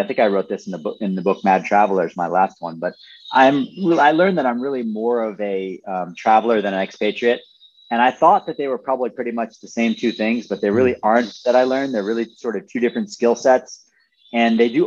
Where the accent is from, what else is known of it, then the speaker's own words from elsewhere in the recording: Buffalo, New York, United States; In Buffalo, which is in Western New York State